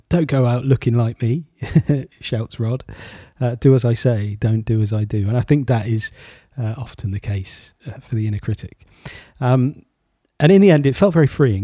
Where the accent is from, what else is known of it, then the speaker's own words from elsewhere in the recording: United Kingdom; as a, as a Brit.